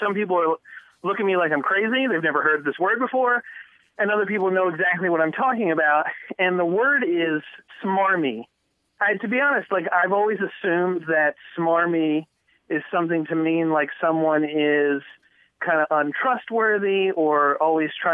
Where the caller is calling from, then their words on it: Norfolk, Virginia, United States; I'm calling from Norfolk, Virginia